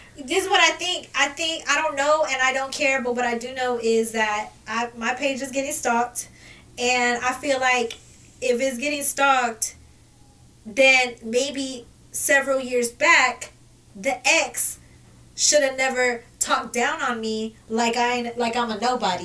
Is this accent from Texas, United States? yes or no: yes; Kirby, Texas, United States; I grew up at, at in Kirby. I grew up at Sunrise. I grew up in Candlewood. That's where I grew up at.